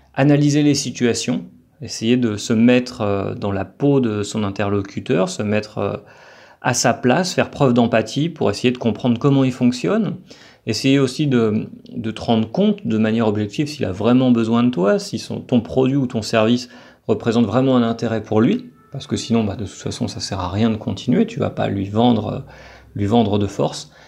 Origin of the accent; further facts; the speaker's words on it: France; now in Colombia; en tant que Français